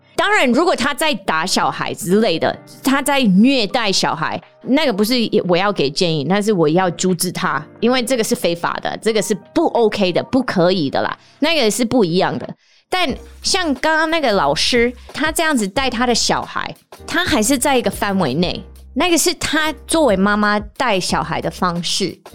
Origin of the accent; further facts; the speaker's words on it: United States; Chinese is a second language; now in Taiwan; 我有时候是不是美国人也不是台湾人，但有时候我也是美国人，又是台湾人